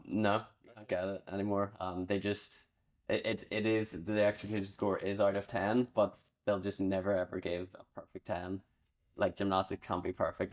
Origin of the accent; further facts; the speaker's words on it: Northern Ireland, United Kingdom; I'm Northern Irish, I get the option to compete for either G B, Ireland, or both